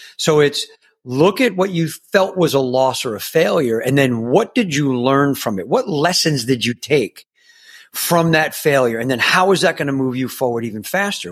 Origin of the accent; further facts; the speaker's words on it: New York, United States; I grew up in New York